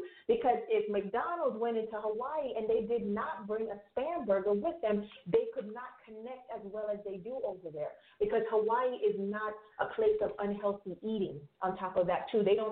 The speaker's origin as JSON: {"language": "English", "country": "Jamaica", "said": "I am Jamaican West Indies, right? So as a Jamaican"}